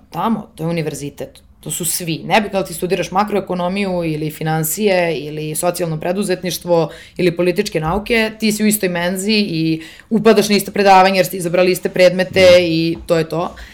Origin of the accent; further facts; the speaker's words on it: Serbia; moved away as an adult; dolazim iz Srbije